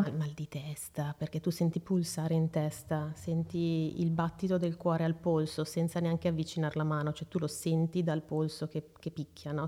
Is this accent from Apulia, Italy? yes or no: no; Seregno, Lombardy, Italy; also born or lived in Brianza; vengo da Seregno, sono nata a Seregno, eh, attualmente vivo ancora lì